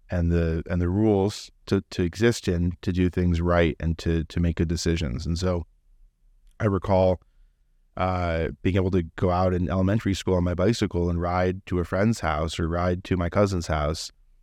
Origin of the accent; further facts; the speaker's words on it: South Euclid, Ohio, United States; also born or lived in Solon / Columbus; I'm a Clevelander, born and raised. I grew up in South Euclid. Later on, our family moved to Solon, and I graduated from Solon. Went to Ohio State and was in Columbus for a while.